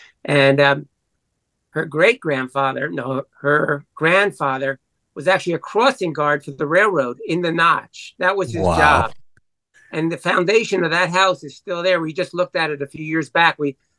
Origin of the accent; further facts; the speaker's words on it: New York City, New York, United States; I'm from the Bronx